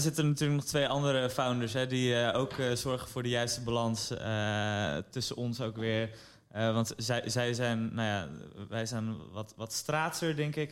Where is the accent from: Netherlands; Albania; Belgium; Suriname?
Netherlands; Amsterdam, North Holland; we zijn opgegroeid in Amsterdam, dus onze hele sociale kring was hier